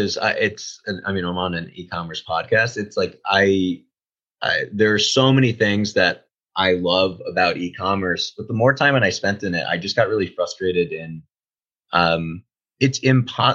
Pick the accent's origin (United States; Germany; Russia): United States; Boston, Massachusetts; I'm from Boston